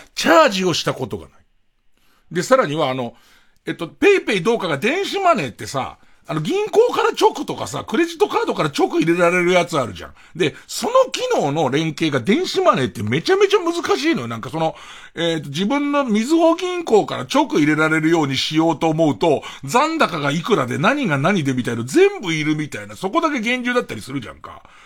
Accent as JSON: {"language": "Japanese", "region": "Tokyo", "country": "Japan", "tie": "born or raised there", "said": "荒川区の、俺の、その、うと、生まれ育った、まあ、荒川遊園"}